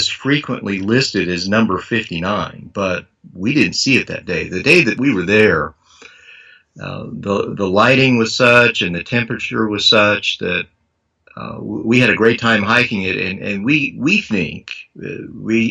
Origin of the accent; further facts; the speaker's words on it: Missouri, United States; I'm from Missouri